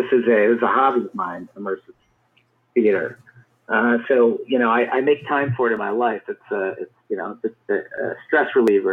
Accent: Cleveland, Ohio, United States; I grew up in Cleveland, Ohio

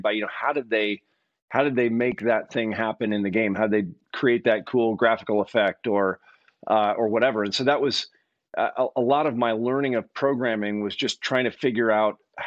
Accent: Eugene, Oregon, United States; also born or lived in Berkeley, California; I actually grew up here in Eugene, Oregon

